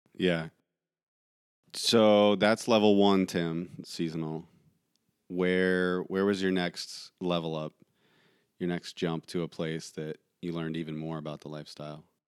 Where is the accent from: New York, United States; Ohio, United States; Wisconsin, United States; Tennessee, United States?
Ohio, United States; small town; coming from small town Ohio